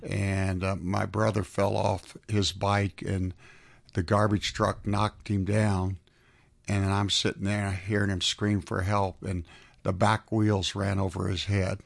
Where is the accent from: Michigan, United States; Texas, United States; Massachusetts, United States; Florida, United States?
Florida, United States; South; now in Atlanta, United States; I was raised in South Florida.